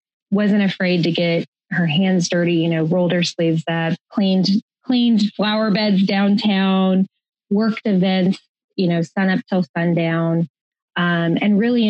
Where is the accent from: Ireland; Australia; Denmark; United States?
United States; Kansas; I was born and raised in Kansas.